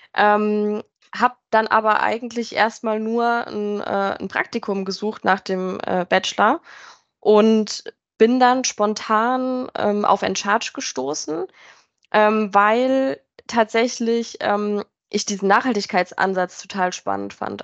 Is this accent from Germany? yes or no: yes; near Mannheim, Rhineland-Palatinate, Germany; moved away as an adult; now in near Frankfurt, Germany; ich äh, komme eigentlich aus der Pfalz, also bei Mannheim äh, in der Nähe und bin dann aber für Endcharge ähm, in die Nähe von Frankfurt gezogen